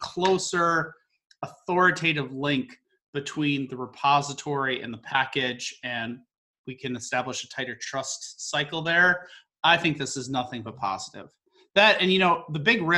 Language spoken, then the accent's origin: English; Northern Midwest, United States; Northern Midwesterner going to the sunny parts of the world